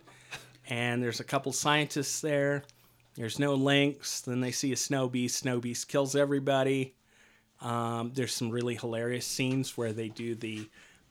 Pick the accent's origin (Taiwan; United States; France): United States; Deming, New Mexico; my hometown